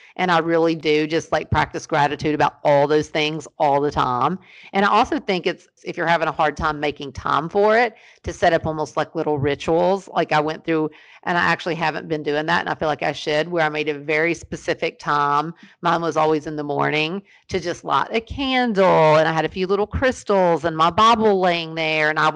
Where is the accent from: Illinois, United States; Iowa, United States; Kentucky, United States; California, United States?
Kentucky, United States; Ashland; I was born in Ashland, Kentucky